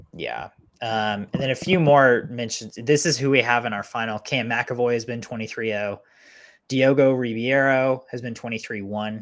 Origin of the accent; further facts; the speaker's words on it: United States; as an American